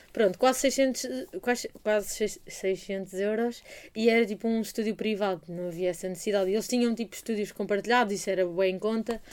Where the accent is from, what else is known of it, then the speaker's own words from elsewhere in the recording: Portugal; português, de Portugal